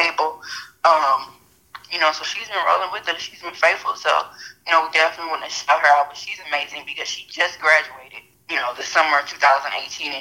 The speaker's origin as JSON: {"language": "English", "region": "Louisiana", "country": "United States", "said": "we're both from Louisiana"}